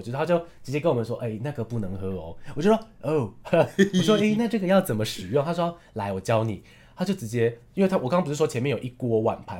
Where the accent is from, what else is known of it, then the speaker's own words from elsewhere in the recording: Taiwan; also born or lived in Taipei; 我是从台湾来的